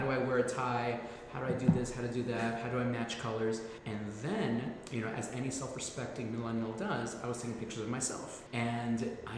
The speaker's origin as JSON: {"language": "English", "town": "New York City", "region": "New York", "country": "United States", "tie": "born or raised there", "said": "South Bronx born and raised"}